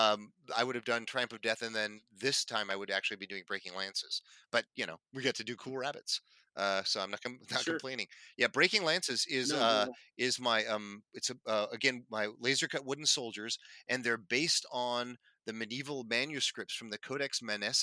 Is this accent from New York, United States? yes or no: no; Northern California, United States; As a Californian and a Northern Californian